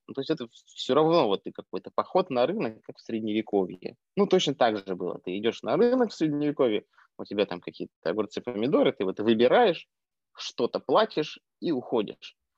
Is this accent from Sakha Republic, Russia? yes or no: yes; Yakutia, Sakha Republic, Russia; moved away; also born or lived in Moscow; я родился в Якутии